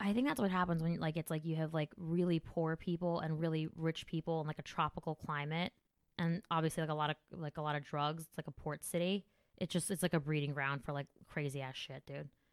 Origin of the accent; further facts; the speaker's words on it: New Jersey, United States; I'm from Jersey